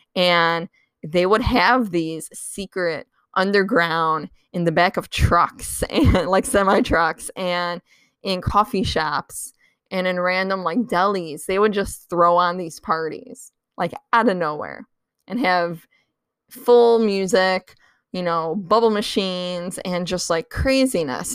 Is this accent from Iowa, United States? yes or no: no; Chicago, Illinois, United States; that's my hometown